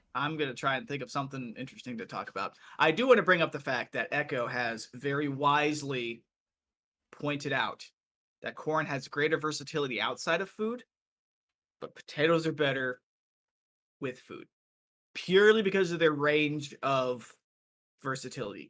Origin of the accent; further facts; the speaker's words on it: Iowa, United States; I am from Iowa